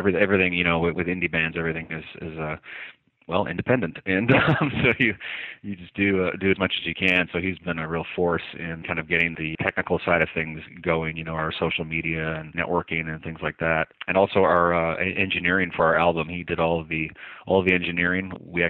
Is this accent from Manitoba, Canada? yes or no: no; Newfoundland and Labrador, Canada; When people find out where I'm from, they immediately ask me, where's your accent? How come I don't pick up on anything? So, yeah, I'm originally from Canada, the far east province of Canada, which is New